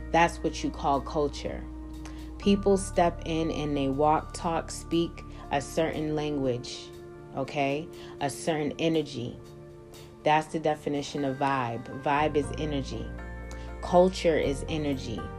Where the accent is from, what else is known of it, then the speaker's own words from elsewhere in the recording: Boston, Massachusetts, United States; That's why it's hard now for people to even notice that I'm from Boston, Massachusetts. They won't really pick it up as much because I travel so much.